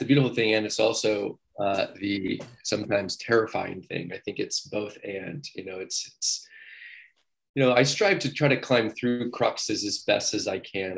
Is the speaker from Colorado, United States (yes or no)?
no; Ephrata, Washington, United States; I'm actually from Washington State and I was kind of from the middle of the state in Ephrata. So where I grew up, it was actually the desert